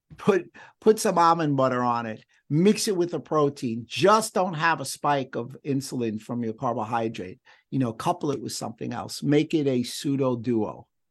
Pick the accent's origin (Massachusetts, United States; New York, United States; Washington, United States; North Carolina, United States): New York, United States; New York City; I'm Jewish. I grew up in the Bronx